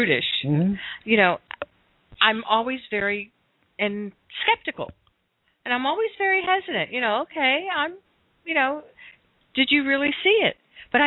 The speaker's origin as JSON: {"language": "English", "region": "Florida", "country": "United States", "moved": "yes", "lives_now": "Seattle, United States", "said": "I'm from Florida"}